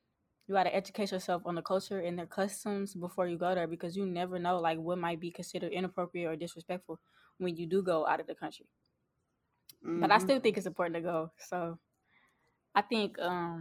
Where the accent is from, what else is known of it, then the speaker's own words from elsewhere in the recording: St. Louis, Missouri, United States; We're from St. Louis